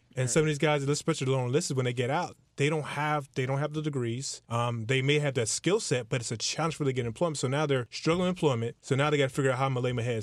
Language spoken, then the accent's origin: English; Clarksville, Tennessee, United States; moved away as an adult; now in Miami, United States; I'm, I'm new to Miami. I'm, I'm from Clarksville, Tennessee